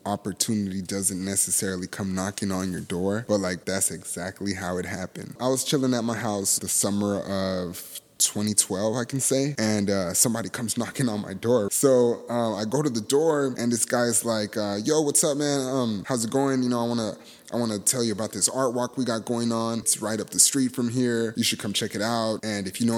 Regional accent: Los Angeles, California, United States; moved away; my hometown, Mid-City

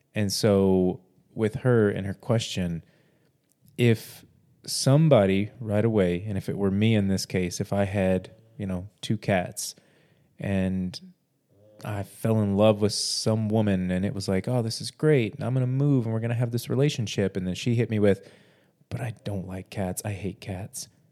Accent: Corpus Christi, Texas, United States; I'm from Corpus Christi, and my dream is to live in Fort Worth

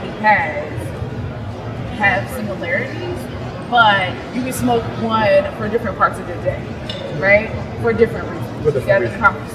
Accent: Kentucky, United States; I am from Kentucky

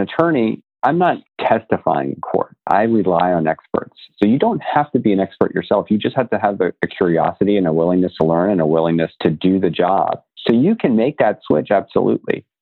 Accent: Florida, United States; I grew up in Florida too.

